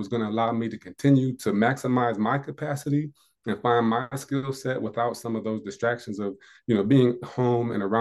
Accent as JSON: {"language": "English", "region": "Indiana", "country": "United States", "moved": "as an adult", "lives_now": "South Carolina, United States", "said": "I'm from Indiana, in South Carolina"}